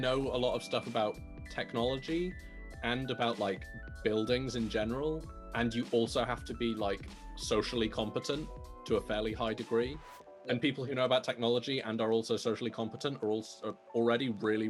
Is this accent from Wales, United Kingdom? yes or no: yes; near Aberystwyth, Wales, United Kingdom; I grew up near Aberystwyth, which has the most starlings in the UK, I'm pretty sure.